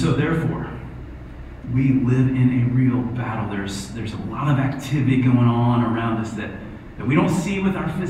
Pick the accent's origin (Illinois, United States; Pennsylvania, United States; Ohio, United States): Ohio, United States; I'm from Ohio.